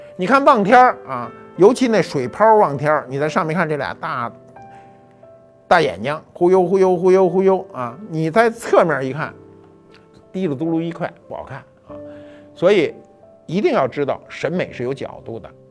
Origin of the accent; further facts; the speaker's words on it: China; 我们中国人培育了上千年的金鱼